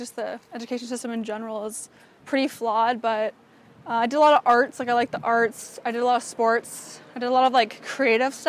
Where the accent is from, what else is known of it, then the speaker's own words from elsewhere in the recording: Canada; moved away as an adult; also born or lived in Arizona, United States / Orange County, California, United States; now in Los Angeles, United States; I was born in Arizona, moved to Canada when I was like 3, and then lived there till I was like 18